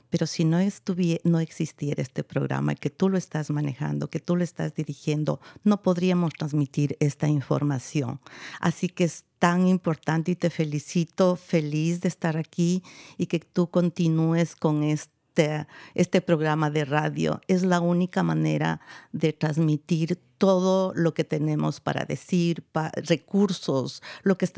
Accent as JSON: {"language": "Spanish", "country": "Ecuador", "said": "yo soy de Ecuador, creo que los que no me han escuchado antes"}